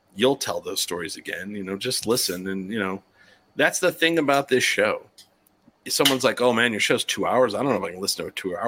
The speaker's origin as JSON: {"language": "English", "country": "United States", "accent": "American", "said": "I would say if I listen to my voice, I have an average American voice."}